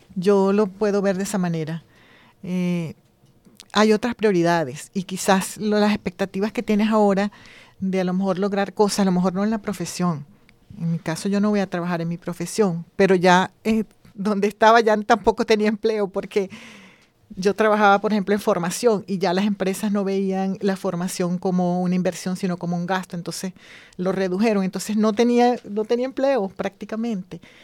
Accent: Venezuela; moved away as an adult; now in Spain; Soy venezolana también

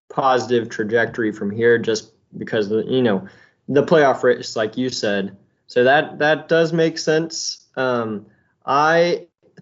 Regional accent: Dallas, Texas, United States; since I'm from Dallas

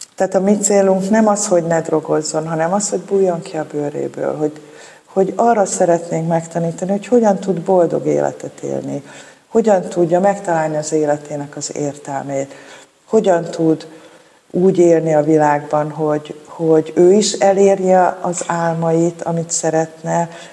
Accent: Budapest, Hungary; a Szél Kálmán térnél nőttem fel a Moszkva tér

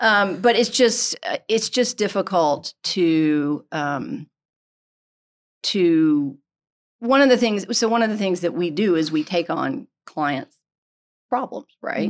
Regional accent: Greenville, South Carolina, United States; also born or lived in Atlanta; So I grew up in Greenville. I had gone to Furman, and I decided I needed to move

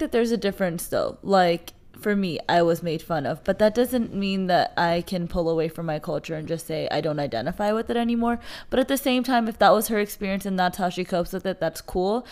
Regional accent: United States; I love identifying as a Pakistani American

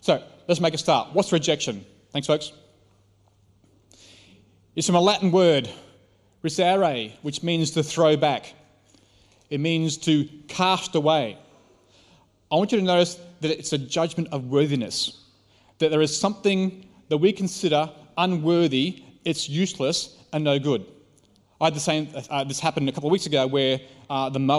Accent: Australia

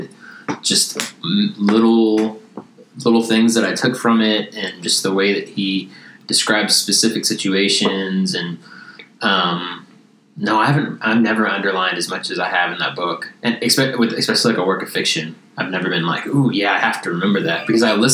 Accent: East Texas, United States; where I grew up, just in East Texas

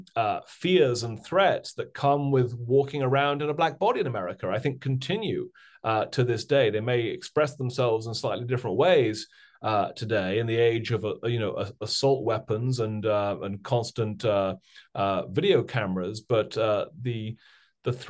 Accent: United Kingdom; accent: British; now in United States; I also grew up in Britain, of course, as folks will probably be able to tell from my strange British accent.

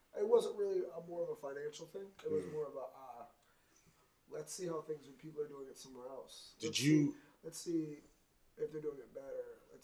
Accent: Scranton, Pennsylvania, United States; moved away as an adult; now in Bristol, Connecticut, United States; Oh, I was born in Scranton, Pennsylvania.

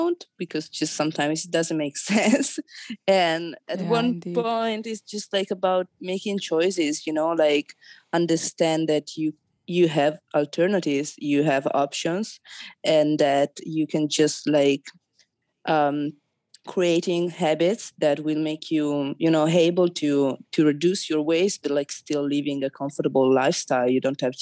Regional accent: Italy; I'm from Italy

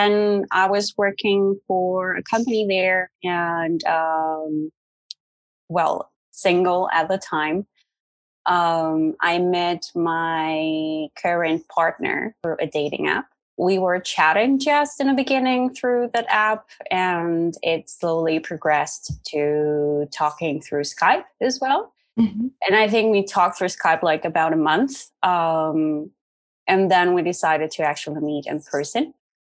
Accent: Netherlands; I'm from the Netherlands, but I'm actually half Mexican as well. So I was brought up in a bicultural family

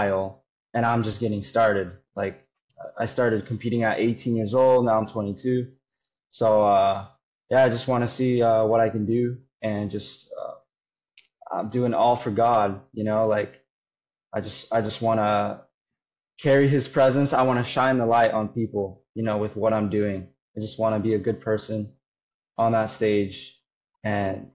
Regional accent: Florida, United States; I was born and raised in Florida

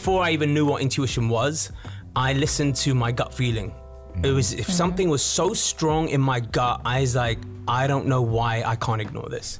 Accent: United Kingdom; I'm actually a British-born Indian. So my parents are from India

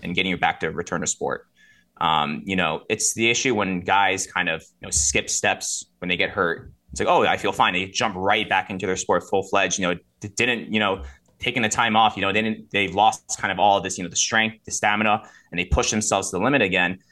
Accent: Rockland County, New York, United States; I'm originally from, I don't know if you guys are familiar with Rockland County. It's a little bit upstate, the eight four five Lower Hudson Valley. Uh, grew up there

